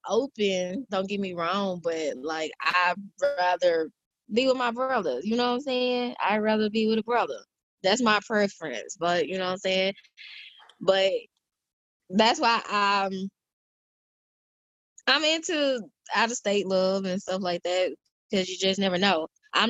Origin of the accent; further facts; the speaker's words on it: Crystal Springs, Mississippi, United States; moved away as an adult; now in Phoenix, United States; I put Mississippi on the map wherever I go. That's forever home. I live in Arizona, but I was Mississippi born and raised.